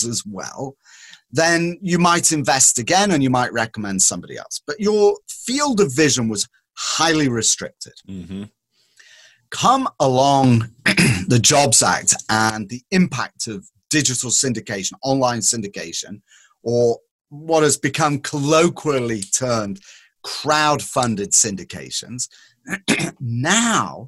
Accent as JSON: {"language": "English", "region": "England", "country": "United Kingdom", "tie": "born or raised there", "moved": "yes", "said": "when I was growing up in England"}